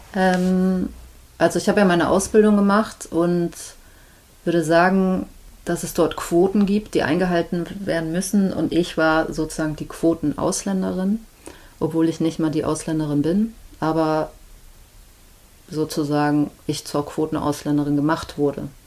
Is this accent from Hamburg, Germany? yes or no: yes; Hamburg, Germany; also born or lived in Antalya / Isparta / Congo / Switzerland; ich bin Deutsche, ich bin hier geboren, ich habe eine deutsche Mutter